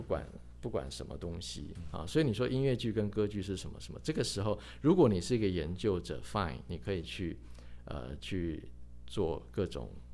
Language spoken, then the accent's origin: Chinese; Taiwan; 甚至于他把这个我们台湾人